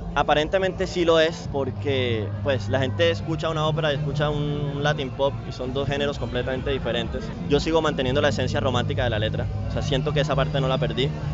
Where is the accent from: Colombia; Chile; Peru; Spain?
Colombia; Cartagena, Bolívar; also born or lived in Europe; Yo crecí en el centro. Bueno, yo mentira, yo nací en La Boquilla